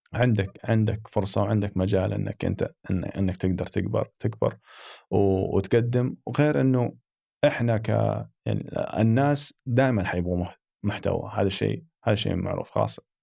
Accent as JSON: {"language": "Arabic", "country": "Saudi Arabia", "said": "احنا محظوظين يعني كسعوديين"}